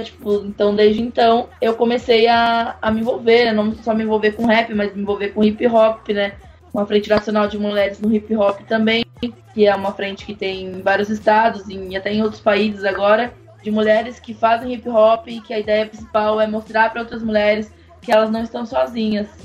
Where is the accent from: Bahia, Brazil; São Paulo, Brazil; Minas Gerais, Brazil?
São Paulo, Brazil; São Carlos; eu sou do interior de São Paulo, numa cidade chamada São Carlos